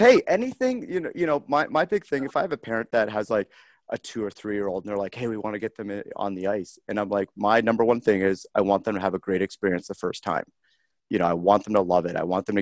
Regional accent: Harrow, Ontario, Canada; moved away as an adult; now in Columbus, United States; growing up in Harrow and, my parents emigrated from Great Britain

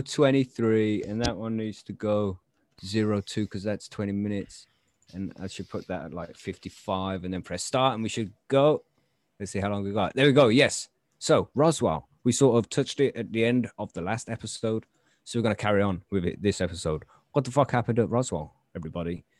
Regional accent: England, United Kingdom; We're English.

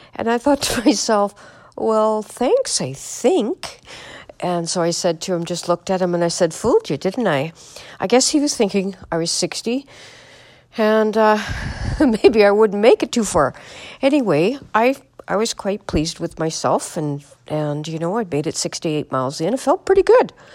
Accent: Manitoba, Canada; I'm from Manitoba, Canada.

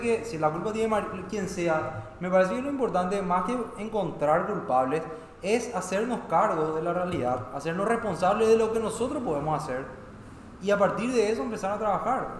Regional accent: Paraguay; yo no soy menos paraguayo

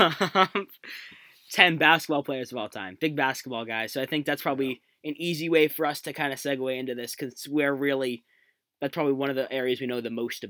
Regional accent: Massachusetts, United States; We're Celtics fans. We're from Massachusetts.

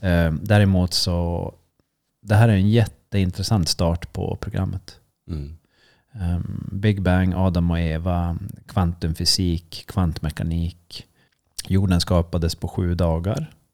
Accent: Sweden; det är jag som är svensk

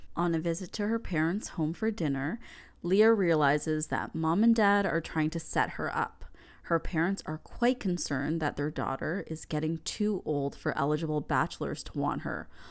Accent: Canada; as a Canadian kid

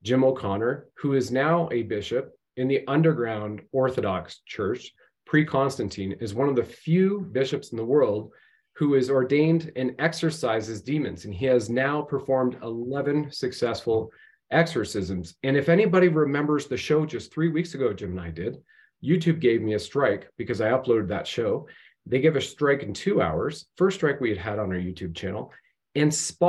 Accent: Canada; I'm just your everyday Canadian.

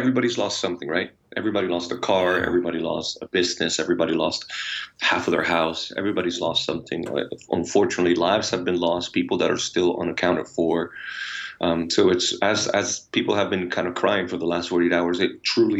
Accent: Puerto Rico; Oh, amazing. and crazy and wild. Puerto Ricans, we're like experts in extremes, you know.

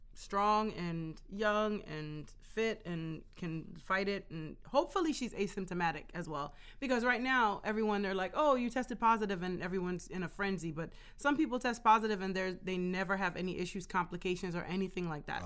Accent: Jamaica; now in United States; I'm Jamaican, so in my culture, it is a male-dominated culture

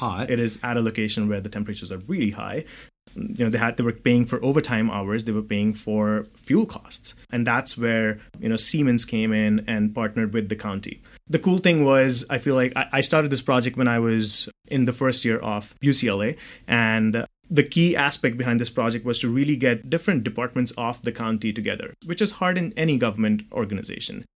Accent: New Delhi, Delhi, India; moved away as an adult; also born or lived in Dubai, United Arab Emirates; now in California, United States; So I was born in New Delhi, uh, in India, and I moved out of uh, out of India at the age of 18.

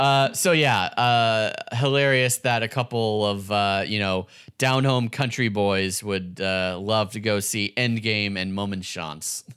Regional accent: San Fernando Valley, California, United States; I was born and grew up in the uh, San Fernando Valley

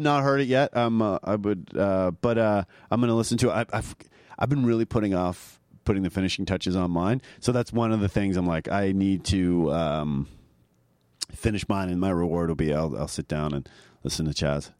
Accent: suburb of Toronto, Ontario, Canada; moved away; also born or lived in Vancouver; I'm from a, a, like a small suburb of Toronto

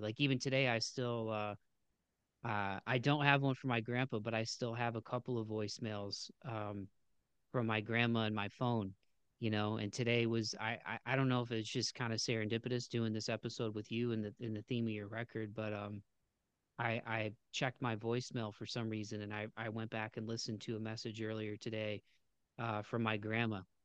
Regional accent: Ohio, United States; I was born in Ohio in, in the United States

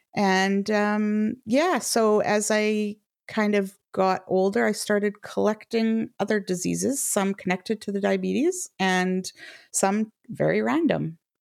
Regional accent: Canada; now in United Kingdom; I'm a Canadian living in the U K

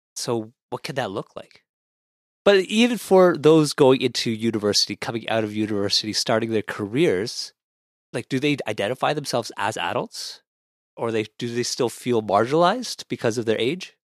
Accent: Ottawa, Ontario, Canada; now in Toronto, Canada; growing up in Ottawa

